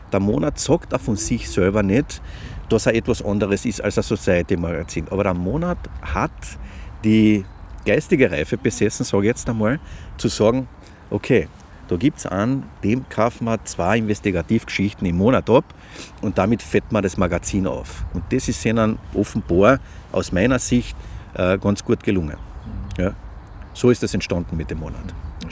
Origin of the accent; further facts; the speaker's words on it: Klagenfurt, Carinthia, Austria; ich komme aus Klagenfurt